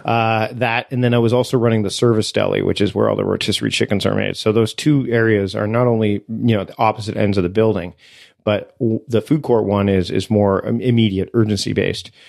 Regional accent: Canada; I am Canadian

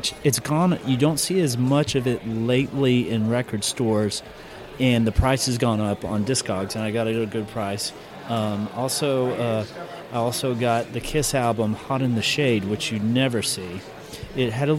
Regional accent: Knoxville, Tennessee, United States; They're drummers from my hometown

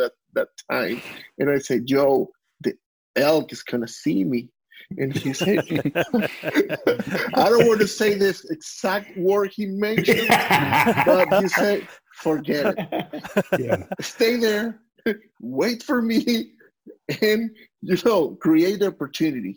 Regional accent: Venezuela; moved away; I was born in Venezuela and I grew up hunting as a rifle hunter

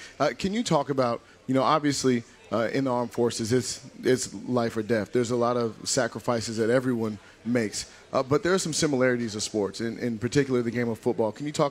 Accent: Sacramento, California, United States; moved away; I'm from Sacramento originally

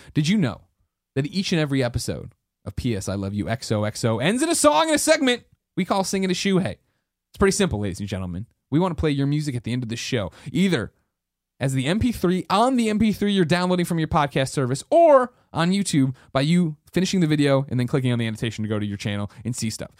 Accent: United States; I'm American

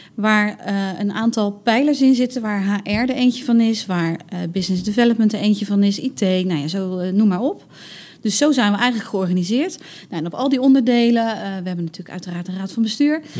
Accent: Rotterdam, South Holland, Netherlands; Wij als Rotterdammers

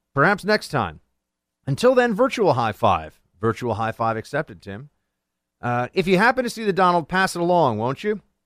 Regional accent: Northeast, United States; I'm from the Northeast.

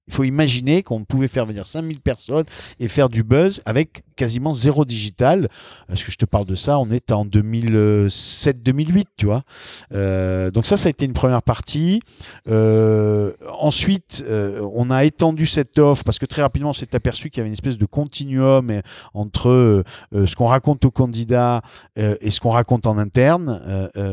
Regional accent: Sartène, Corsica, France; moved away as an adult; also born or lived in Nice / Paris; j'ai passé mon bac à Sartène et j'ai passé toute, toute ma jeunesse en Corse

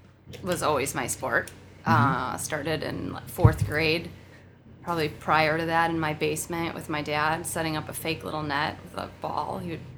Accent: Oak Lawn, Illinois, United States; No, I'm from the southwest side, like Oak Lawn area.

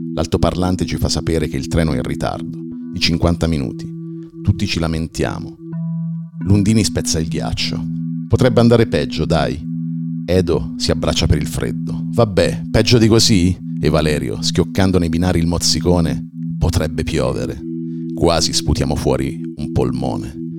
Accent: Civitella in Val di Chiana, Tuscany, Italy; io vivo in campagna, in una frazione di neanche 2000 abitanti del eh, comune di Civitella Val di Chiana

